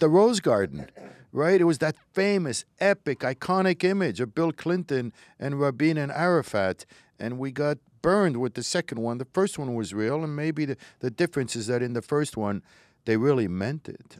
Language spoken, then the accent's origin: English; Morocco; moved away; I was born in Morocco, was raised in Morocco